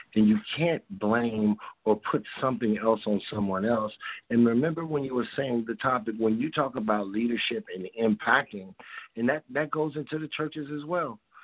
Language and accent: English; Chicago, Illinois, United States; now in California, United States; I grew up in Chicago and I moved out here to California.